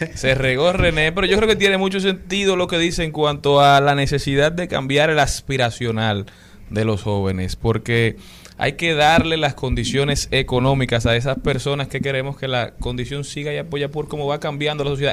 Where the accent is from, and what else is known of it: Dominican Republic